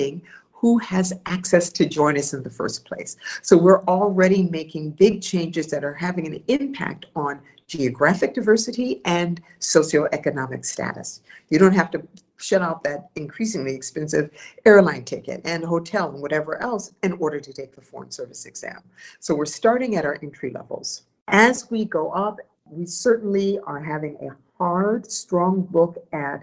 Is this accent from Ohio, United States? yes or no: yes; Ohio, United States; moved away as an adult; also born or lived in Washington, D.C.; I'm from Ohio, I'm from the Midwest.